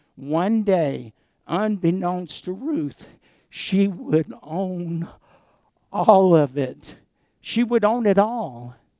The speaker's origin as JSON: {"language": "English", "country": "United States", "said": "as American Christians"}